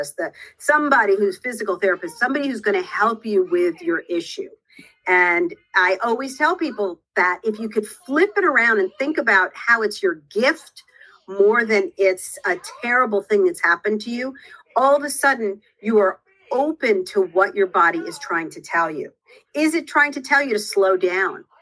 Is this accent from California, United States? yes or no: no; outside of New York City, United States; I grew up outside of New York City.